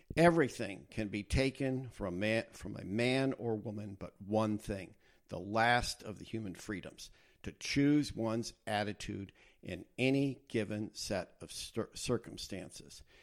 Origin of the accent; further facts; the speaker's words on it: United States; I grew up in the United States.